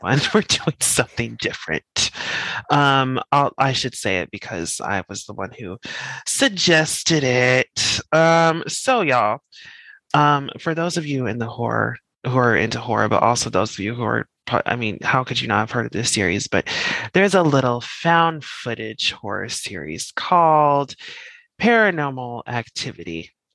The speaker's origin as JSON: {"language": "English", "region": "Colorado", "country": "United States", "moved": "yes", "said": "I'm from Colorado. I'm just you know where it actually starts snowing in October"}